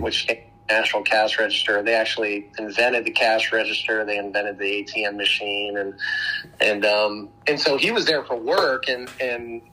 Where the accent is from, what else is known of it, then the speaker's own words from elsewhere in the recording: Dayton, Ohio, United States; also born or lived in Maryland; now in Austin, United States; I was actually born in Maryland, but then um, most of my childhood, I, I uh, was raised in, in Dayton, Ohio